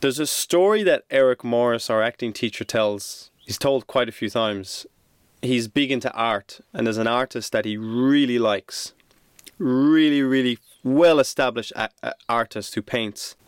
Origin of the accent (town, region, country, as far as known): Ireland; moved away; also born or lived in Sydney, Australia